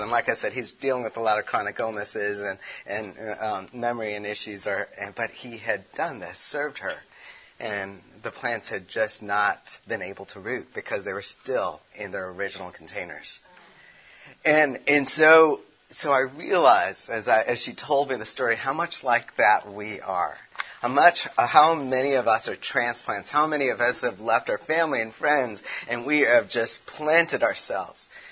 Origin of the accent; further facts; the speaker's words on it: Chicago, Illinois, United States; also born or lived in California; now in Tennessee, United States; I'm from Chicago